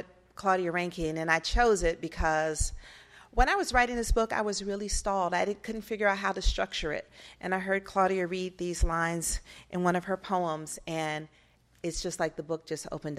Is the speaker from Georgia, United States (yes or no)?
yes; Atlanta, Georgia, United States; moved away as an adult; also born or lived in Arizona; I'm from Atlanta